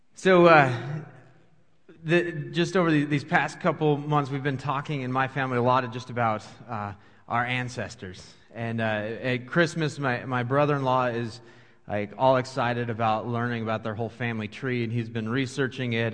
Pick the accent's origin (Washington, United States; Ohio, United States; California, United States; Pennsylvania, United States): Washington, United States; moved away as an adult; now in Dubuque, United States; I grew up in Washington State, uh, came here to go to college